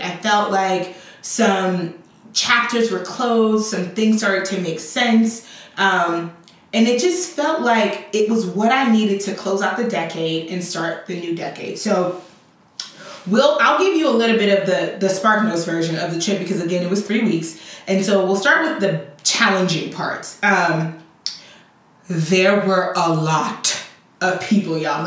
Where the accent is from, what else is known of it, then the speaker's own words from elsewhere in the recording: Chicago, Illinois, United States; also born or lived in Liberia; I grew up in Liberia, uh, in um, Chicago. And although I was raised by Liberian parents, I was raised for the most part, you know, with American cultural norms.